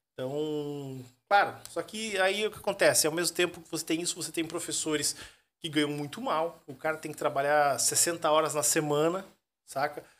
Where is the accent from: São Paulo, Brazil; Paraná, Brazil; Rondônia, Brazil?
Paraná, Brazil; Curitiba; moved away as an adult; now in Joinville, Brazil; Curitiba. Eu sou Curitiba. curitibano, né? Eu sou curitibano. Eu tô desde 2013 três aqui em, Joinville.